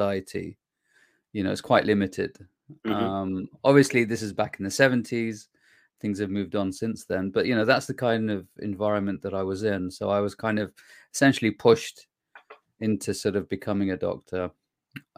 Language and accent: English; Iraq; moved away; I was born in Iraq myself.